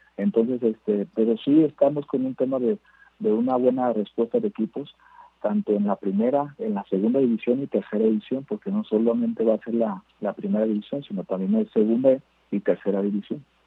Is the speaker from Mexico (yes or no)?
yes; Mexico; nuestro país es muy grande y somos muchísimos mexicanos